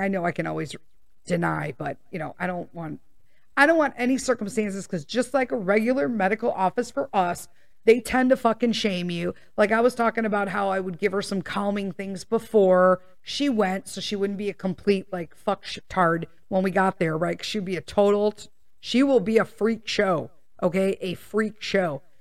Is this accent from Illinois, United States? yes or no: yes; Chicago, Illinois, United States; born and raised there